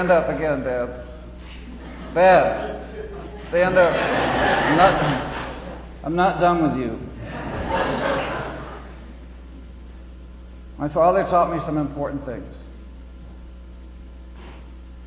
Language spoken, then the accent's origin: English; Massachusetts, United States; now in Kansas, United States; I grew up in Massachusetts. I'm a New Englander by birth and heritage, but I live in Kansas now